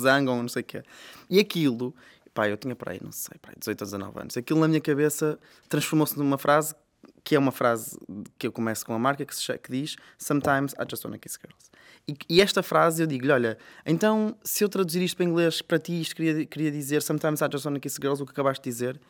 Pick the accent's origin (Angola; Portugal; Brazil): Portugal; Vila Nova de Famalicão, Norte; also born or lived in Guimarães; Eu sou de Famalicão e fui estudar para Guimarães